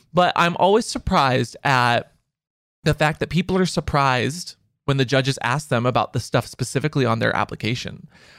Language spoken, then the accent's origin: English; Texas, United States; I came all the way from this city out in the middle of Texas. Like I came from Lubbock. I came from Dallas.